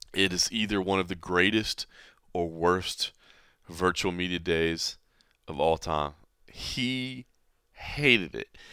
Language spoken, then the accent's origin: English; Dallas, Texas, United States; moved away; my hometown, Dallas, Texas